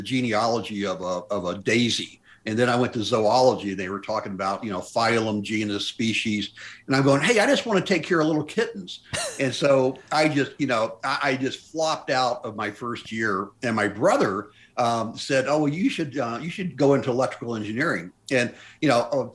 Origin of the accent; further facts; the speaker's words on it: Memphis, Tennessee, United States; moved away as an adult; also born or lived in Dallas, Texas; I was born and raised in Memphis, Tennessee